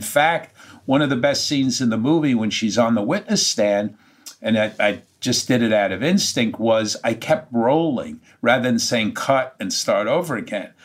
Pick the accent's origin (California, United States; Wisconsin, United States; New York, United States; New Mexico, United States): New York, United States; being a New Yorker in my heart and soul